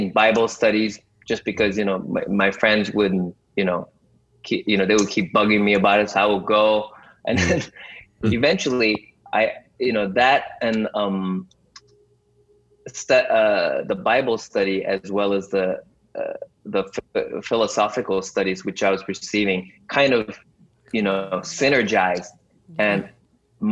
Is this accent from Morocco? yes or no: no; Japan; also born or lived in United States; I am, of Korean descent, third generation Korean, to be exact, born and raised in Japan, went to international school in Japan